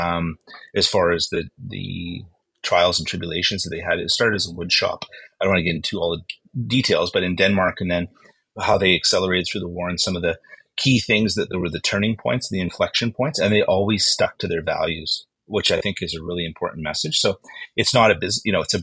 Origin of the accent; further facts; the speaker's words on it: Winnipeg, Manitoba, Canada; moved away; I was born and raised in Winnipeg